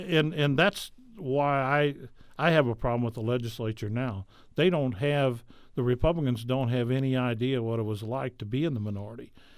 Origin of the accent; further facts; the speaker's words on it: St. Clair, Missouri, United States; also born or lived in Washington, Missouri; I'm originally from Saint Clair, and so I've, I've lived in Washington since nineteen seventy-six